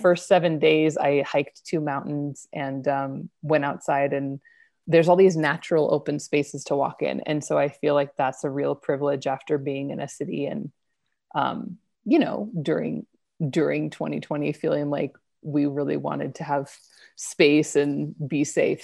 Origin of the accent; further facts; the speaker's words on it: Idaho, United States; moved away; also born or lived in New York City; I grew up in Idaho